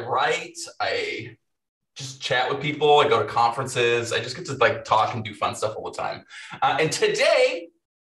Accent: Minnesota, United States; moved away as an adult; also born or lived in Hawaii; I'm from Minnesota. It's cold. I lived in Hawaii for a couple of years and now I'm back in Minnesota

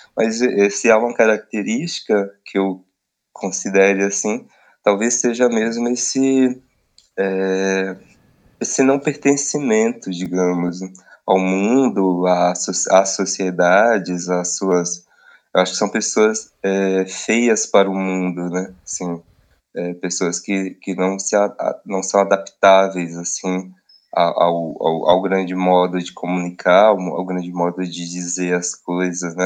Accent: Barreiro, Bahia, Brazil; moved away; also born or lived in São Paulo; minha terra natal, assim, para a roça

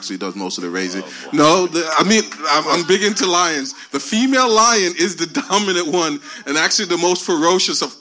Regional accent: Jamaica; moved away; I was born in Jamaica in the rural country where we carried water every day. We had outhouses, and I wanted to be a doctor. I came here

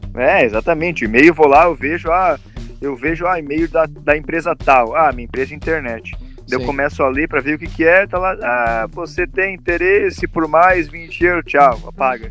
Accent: interior of Rio Grande do Sul, Brazil; moved away as an adult; now in Ireland; a gente é do interior do Rio Grande do Sul

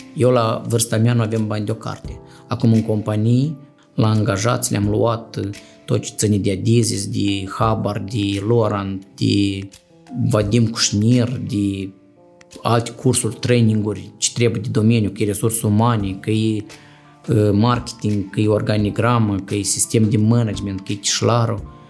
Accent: Moldova; also born or lived in Chișinău; eu sunt din sat

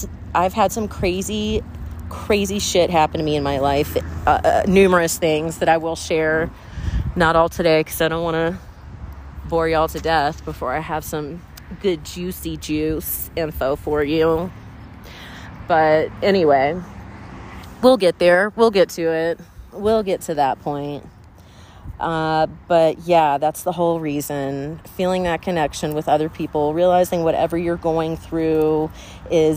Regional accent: Pawleys Island, South Carolina, United States; my hometown, Polly's Island, SC

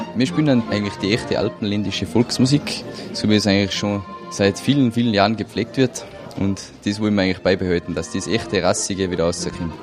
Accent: Salzburg, Austria; wir sind aus Salzburg

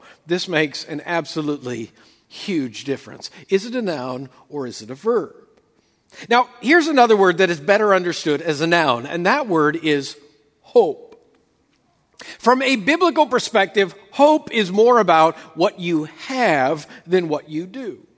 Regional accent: West Coast, United States; moved away as an adult; also born or lived in Oklahoma; I spent the first 35 years of my life growing up on the West Coast

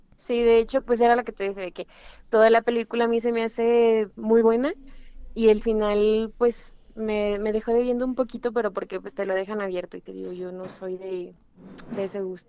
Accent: Mexico; somos mexicanos

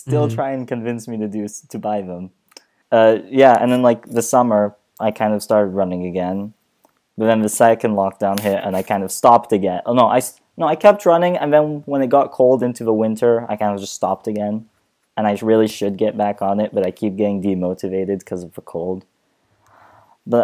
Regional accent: Saudi Arabia; first language Arabic; English is a second language; now in Vienna, Austria; go back to Saudi Arabia

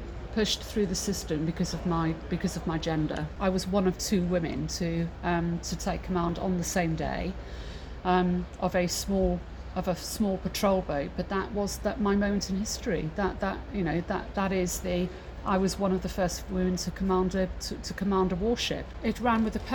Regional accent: Mid Wales, United Kingdom; I grew up in Mid Wales, so landlocked.

